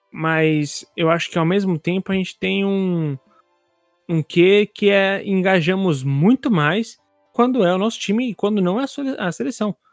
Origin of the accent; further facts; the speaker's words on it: Brazil; a gente aqui como sul-americano